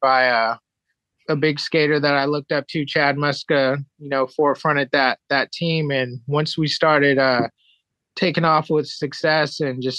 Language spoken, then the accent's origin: English; Japan; also born or lived in San Diego, United States; So I was born in San Diego, California, and my dad was in the military. He was a commander in the military and did the Gulf War thing. And my mom was in the medical field, and he got stationed in Japan. And I moved to Japan at six